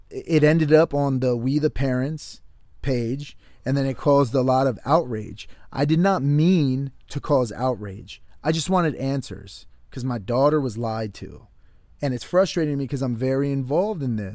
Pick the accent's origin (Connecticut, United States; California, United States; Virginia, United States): Connecticut, United States; I grew up just outside of New York City. I'm from Connecticut.